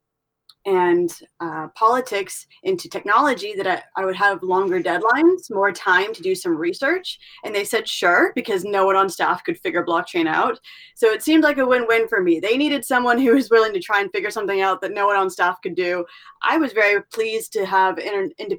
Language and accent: English; California, United States; also born or lived in Middle East; I'm from California